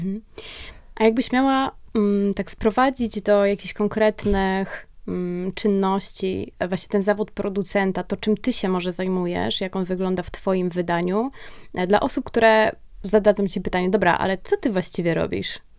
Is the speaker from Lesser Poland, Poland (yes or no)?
yes; Kraków, Lesser Poland, Poland; obie jesteśmy z Krakowa